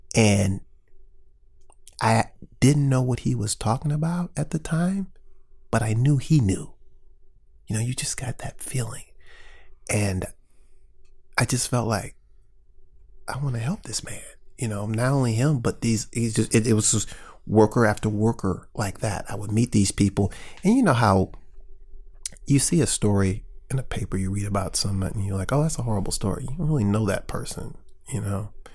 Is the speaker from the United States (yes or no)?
yes; St. Louis, Missouri, United States; I grew up in North County